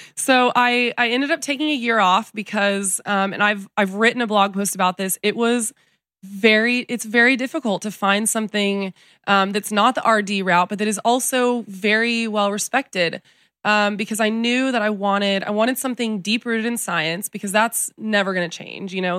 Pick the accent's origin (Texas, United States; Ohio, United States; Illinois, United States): Texas, United States; San Antonio; also born or lived in Telluride, Colorado; I was born in San Antonio, Texas, but I grew up back and forth between Texas and Colorado, a little town called Telluride